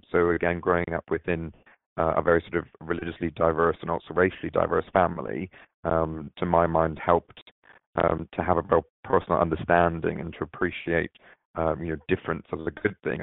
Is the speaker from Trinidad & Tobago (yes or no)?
no; Barbados; moved away; also born or lived in London, England; I was born in Barbados, in the Caribbean, and my parents lived there for quite a while